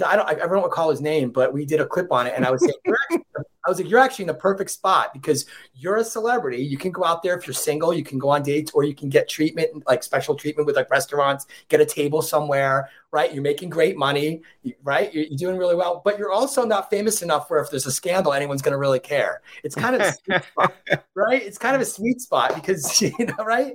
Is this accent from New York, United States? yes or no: yes; Monroe, New York, United States; he hasn't been to my hometown. I'm from Monroe, New York